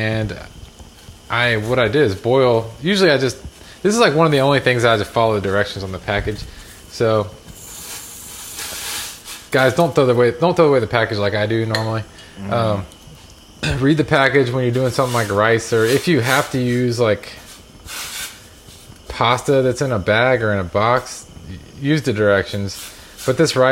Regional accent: the South, United States; growing up in the South

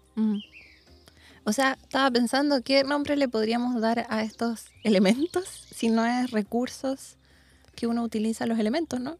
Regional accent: Santiago, Santiago Metropolitan Region, Chile; Yo igual soy santiaguina

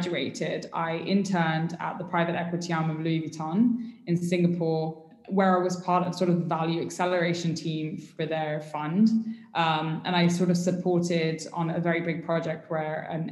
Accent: United Arab Emirates; also born or lived in United Kingdom / Pakistan (ancestry); I moved to the UAE basically when I was 3 weeks old and I did sort of like most of my childhood here

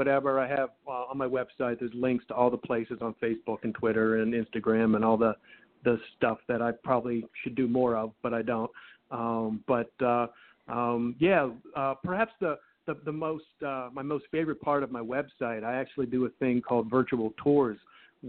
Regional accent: Pittsburgh, Pennsylvania, United States; growing up in Pittsburgh. Yeah, I'm a Pittsburgher through and through

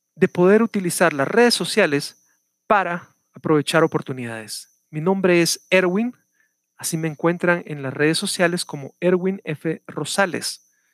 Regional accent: Guatemala; El día de ayer fue el Día del Maestro en mi país, estoy hablándoles desde Guatemala

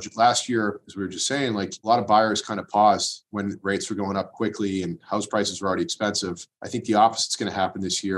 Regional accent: Watertown, Massachusetts, United States; also born or lived in Waltham / Belmont; local guy raised here in Watertown, went to school in Waltham and live in Belmont now

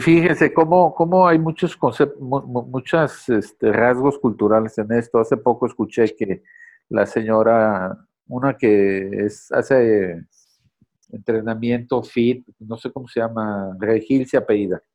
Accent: Mexico

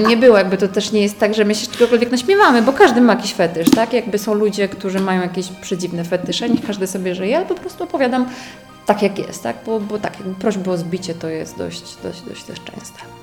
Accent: Poland; Tylko ja z Polski poleciałam

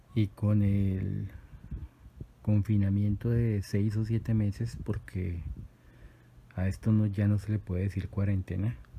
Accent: Colombia; mi país, Colombia

